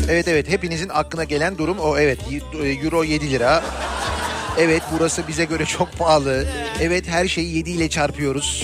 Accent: Turkey; ben Türk'üm

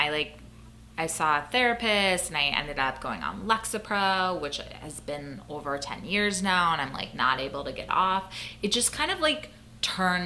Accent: Minnesota, United States; I grew up in Minnesota

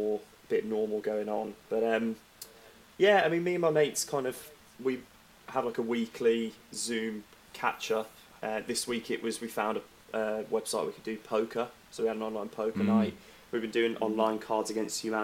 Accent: Walsall, West Midlands, United Kingdom; moved away as an adult; now in London, United Kingdom; I was born and raised in Walsall

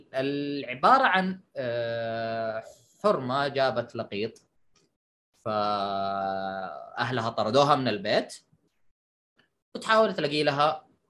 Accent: Saudi Arabia; انت كسعودي

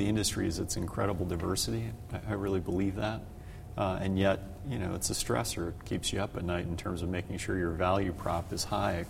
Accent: Mounds View, Minnesota, United States; moved away as an adult; also born or lived in Washington; I grew up very near Medtronic's corporate headquarters. I went to high school at Irondale High School.

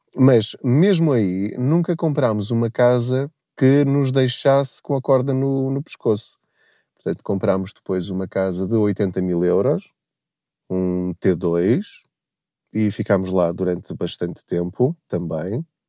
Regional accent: Covilhã region, village at the foot of Serra da Estrela, Centro, Portugal; moved away as an adult; now in Lisbon, Portugal; eu sou da, da, da região da Covilhã. Eu cresci numa aldeia no sopé da Serra da Estrela chamada Paulo

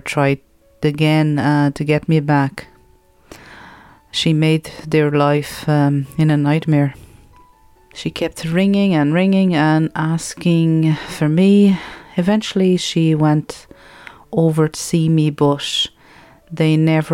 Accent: Lisbon, Portugal; moved away; I was born in Lisbon, Portugal

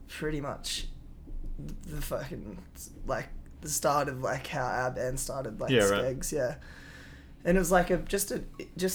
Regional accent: South Coast, New South Wales, Australia; moved away as an adult; now in Byron Bay, Australia; I moved up with to Byron from the South Coast where I'm from

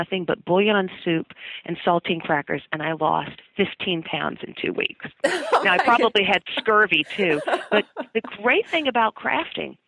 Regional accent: Dalton, Georgia, United States; I'm from a little town called Dalton, Georgia. It's about 90 miles northwest of Atlanta. And while you may have never heard of Dalton, I'm pretty sure you've heard of wall-to-wall carpeting. It was invented in my hometown

